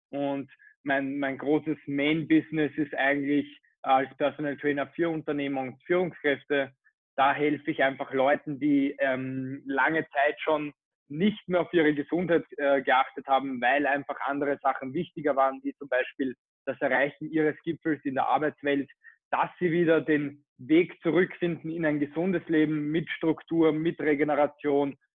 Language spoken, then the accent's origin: German; Vienna, Austria; ich bin aus Wien, bin äh, 22 Jahre, nächstes Monat 23 Jahre alt